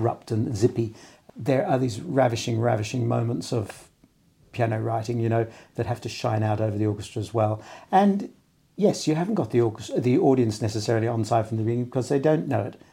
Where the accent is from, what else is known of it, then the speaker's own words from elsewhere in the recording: Brisbane, Queensland, Australia; now in London, United Kingdom; When I grew up in Brisbane